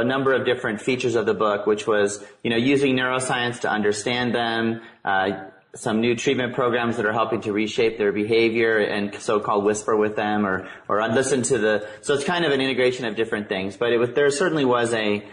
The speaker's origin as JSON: {"language": "English", "town": "Tacoma", "region": "Washington", "country": "United States", "tie": "born or raised there", "said": "growing up in Tacoma, Washington, Ted Bundy actually grew up down the street."}